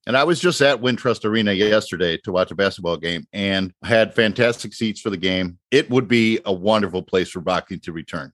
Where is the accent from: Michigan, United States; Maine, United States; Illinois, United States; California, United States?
Illinois, United States; Chicago; I grew up in Chicago